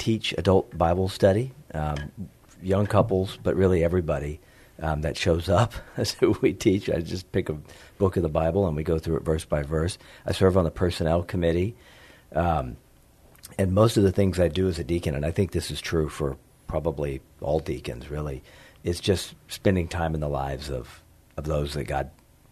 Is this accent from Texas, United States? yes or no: yes; Texas Hill Country, United States; also born or lived in Lubbock, Texas; I grew up mostly in the Hill Country, went to high school in Lubbock, and I live just outside of San Antonio in the hills, in the Hill Country